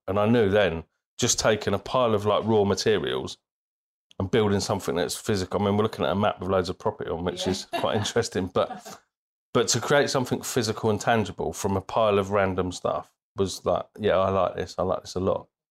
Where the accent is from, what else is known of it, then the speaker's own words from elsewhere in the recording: Bristol, South West England, United Kingdom; also born or lived in Birmingham; So we lived there until I was eight years old, and my dad got promoted. We moved to Bristol